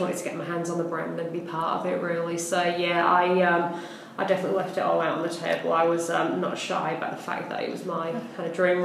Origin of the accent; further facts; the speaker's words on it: Hull, Yorkshire and the Humber, United Kingdom; moved away as an adult; now in Melbourne, Australia; I'm from a little town in the north called Hull originally